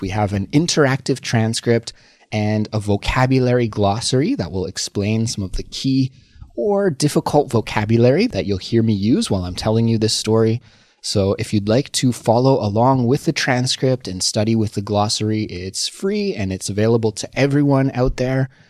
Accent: Canada; moved away as an adult; now in Seoul, South Korea; as a Canadian person who lives abroad in Seoul, South Korea

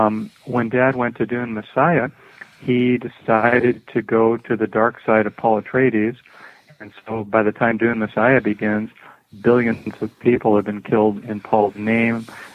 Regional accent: Ireland; I'm also from Ireland.

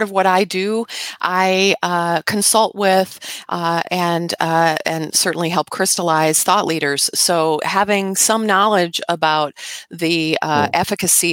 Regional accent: United States; when we're kids here in America

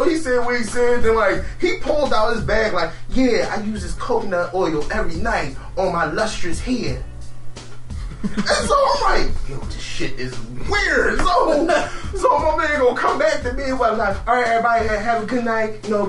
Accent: Philadelphia, Pennsylvania, United States; I'm from North Philly. I beat you the fuck up.

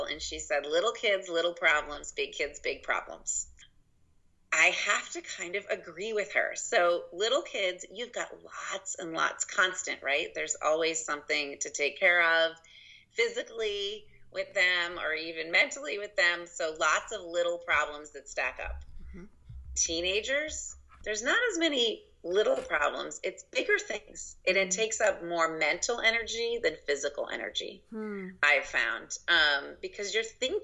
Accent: just outside of Boston, Massachusetts, United States; now in Carmel, Indiana, United States; I grew up just outside of Boston, so all of my family is East Coast

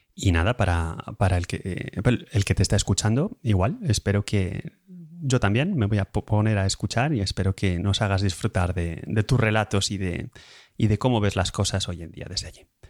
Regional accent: Madrid, Community of Madrid, Spain; now in Lausanne, Switzerland; soy de origen de Madrid

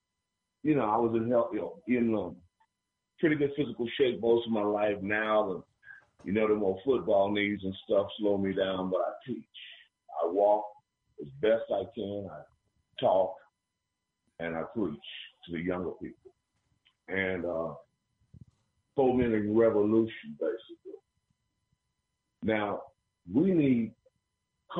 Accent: Tulsa, Oklahoma, United States; I'm originally from the Black Wall Street

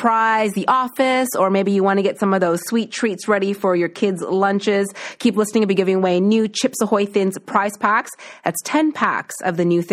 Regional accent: East Coast, Atlantic Canada, Canada; now in Toronto, Canada; I'm from the East Coast

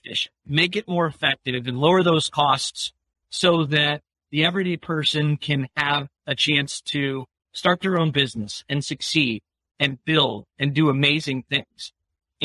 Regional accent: Westfield Center, Ohio, United States; I grew up in a really tiny town of Westfield Center, Ohio.

